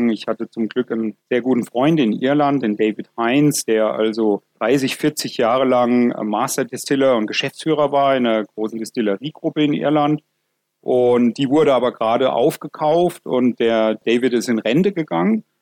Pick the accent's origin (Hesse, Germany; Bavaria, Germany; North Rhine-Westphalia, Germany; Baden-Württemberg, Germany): Bavaria, Germany; Und da kam dann ein Anruf aus meinem Heimatdorf in Unterfranken, dass da eine alte Textilfabrik in Schieflage geraten ist